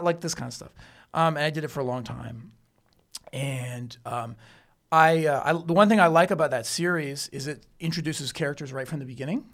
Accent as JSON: {"language": "English", "country": "Canada", "also_born_or_lived": "New York City", "moved": "yes", "lives_now": "Chengdu, China", "said": "I'm from Canada"}